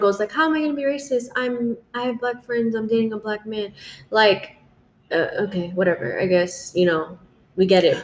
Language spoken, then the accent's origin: English; South Florida, United States; growing up in South Florida